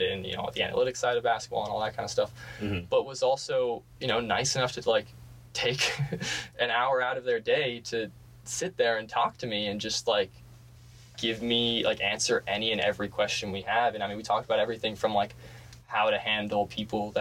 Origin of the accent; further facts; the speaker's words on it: San Francisco, California, United States; moved away as an adult; I'm from San Francisco.